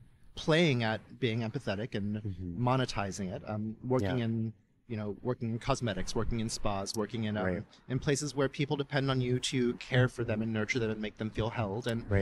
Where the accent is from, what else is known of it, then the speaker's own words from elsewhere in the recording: Dallas, Texas, United States; moved away as an adult; also born or lived in Austin; now in California, United States; And I grew up in the Dallas area and made a little stop in Austin before here, but yeah, I feel like a Californian now.